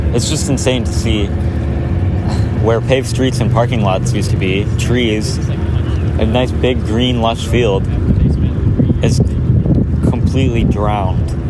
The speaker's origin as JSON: {"language": "English", "town": "Midland", "region": "Michigan", "country": "United States", "tie": "born or raised there", "said": "my hometown"}